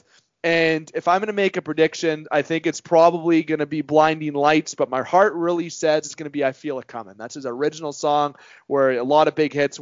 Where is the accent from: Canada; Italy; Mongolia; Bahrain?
Canada; being a Canadian